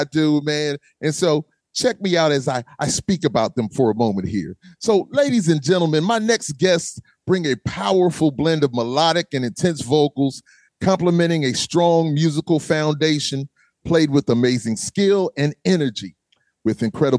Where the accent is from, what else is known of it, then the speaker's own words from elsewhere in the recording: Charleston, South Carolina, United States; I'm originally from Chucktown. I'm from Charleston